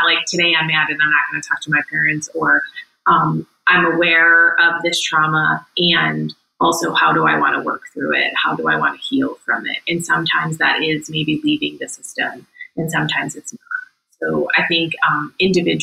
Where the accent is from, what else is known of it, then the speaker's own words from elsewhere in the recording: Chicago, Illinois, United States; moved away as an adult; now in Asheville, United States; born and raised in Chicago